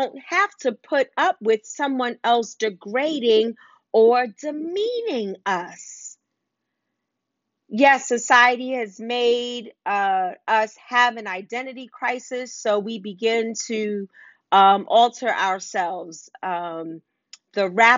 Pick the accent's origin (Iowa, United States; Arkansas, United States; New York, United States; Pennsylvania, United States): New York, United States; New York City; I grew up in Wagner Projects.